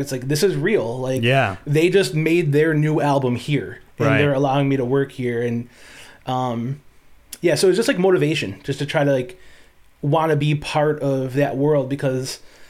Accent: Buffalo, New York, United States; growing up in Buffalo, you know, it was like every radio station plays

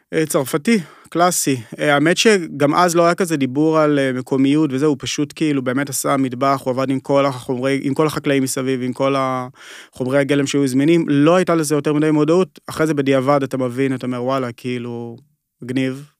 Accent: Kiryat Tiv'on, Northern District, Israel; also born or lived in Yokneam; אני ככה במקור מה, מהצפון, גדלתי בגיר הטבעון ואחרי זה עברנו ליוקנעם

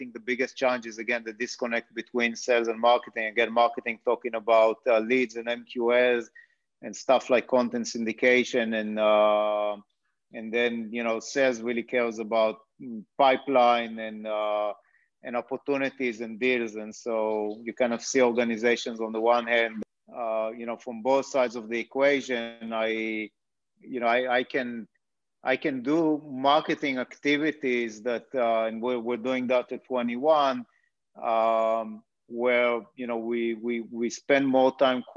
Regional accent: Israel; moved away as an adult; now in United States; As you might have guessed based on the accent, I'm originally from Israel.

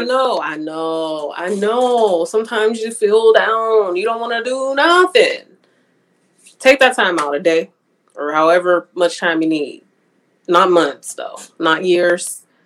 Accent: Pittsburgh, Pennsylvania, United States; moved away as an adult; now in Houston, United States; Pittsburgh, but that don't count because it's my hometown

